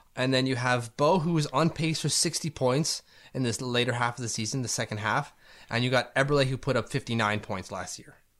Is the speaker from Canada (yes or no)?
yes; Canada; As a Canadian